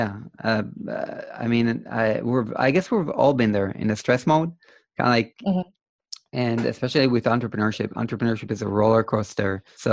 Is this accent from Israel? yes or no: yes; Israel; I'm from Israel